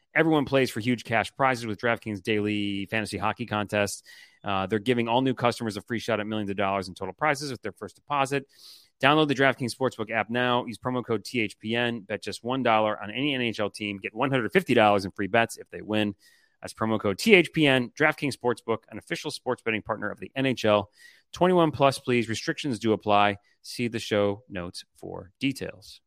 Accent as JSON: {"language": "English", "town": "Detroit", "region": "Michigan", "country": "United States", "tie": "born or raised there", "also_born_or_lived": "Louisiana", "moved": "yes", "said": "growing up in Michigan"}